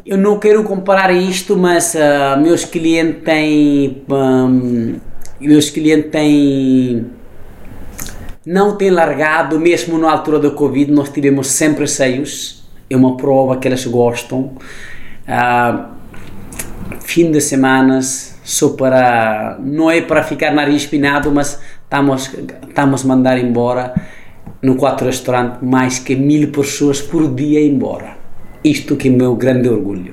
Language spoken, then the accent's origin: Portuguese; Nepal; Portuguese is a second language; also born or lived in Germany / Italy; now in Lisbon, Portugal; nasci no Nepal